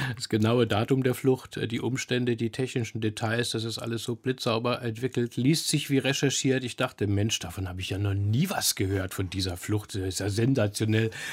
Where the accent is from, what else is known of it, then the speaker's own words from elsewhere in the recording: Germany; als Wessi wie ich